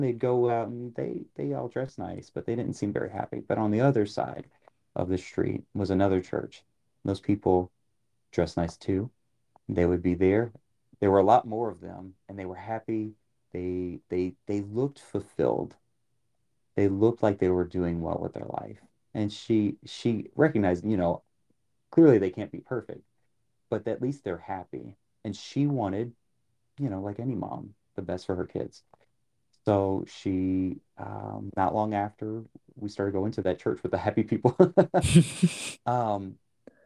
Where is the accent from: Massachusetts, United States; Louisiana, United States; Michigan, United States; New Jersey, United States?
Louisiana, United States; New Orleans; moved away; I grew up in New Orleans